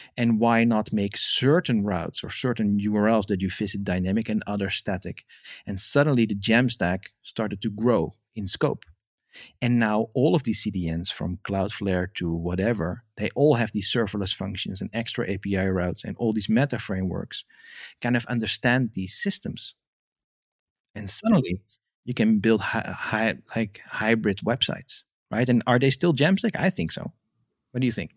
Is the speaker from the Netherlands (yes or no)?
yes; Amsterdam, North Holland, Netherlands; first language Dutch; English is a second language; moved away as an adult; now in France; I'm originally, uh, born and raised in Amsterdam, and now I live in France in the countryside